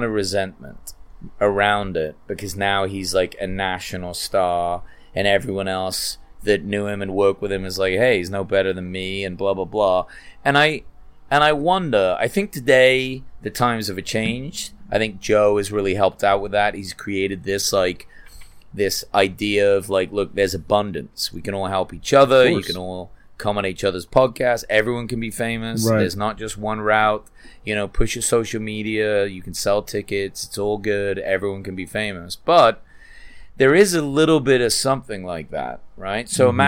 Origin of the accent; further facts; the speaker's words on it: England, United Kingdom; I'm English